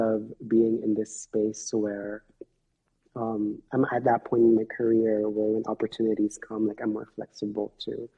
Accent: Manila, Metro Manila, Philippines; now in Hawaii, United States; I am a Filipino immigrant here in Hawaii, born and raised in Manila, Philippines.

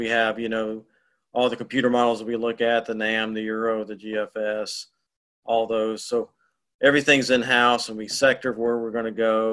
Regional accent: Winston-Salem, North Carolina, United States; also born or lived in Asheville, North Carolina; now in High Point, United States; I grew up in Winston-Salem

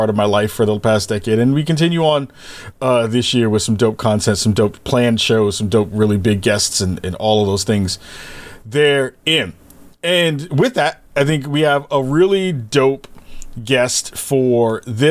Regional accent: New York, United States; moved away; back home in my hometown of New York

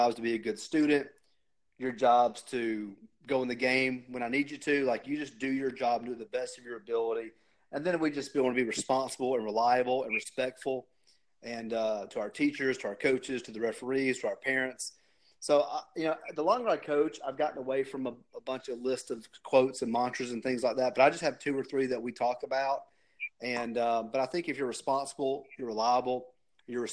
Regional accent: Warner Robins, Georgia, United States; moved away as an adult; also born or lived in Atlanta, Georgia; now in Chattanooga, United States; I grew up in Warner Robins

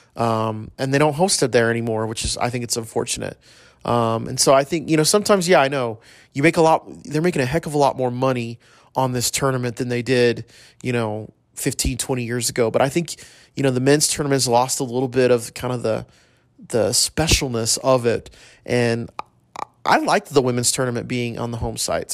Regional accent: El Paso, Texas, United States; I grew up in El Paso.

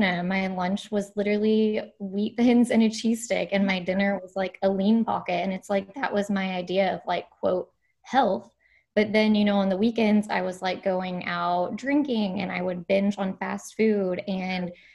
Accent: Kentucky, United States; moved away as an adult; also born or lived in San Diego; I grew up in Kentucky, and then I moved to San Diego right after college for my dietetic internship

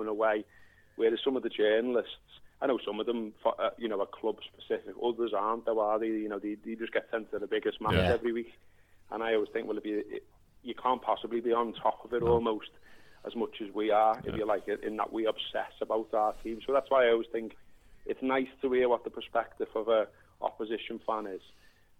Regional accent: Merseyside, North West England, United Kingdom; someone growing up on Merseyside

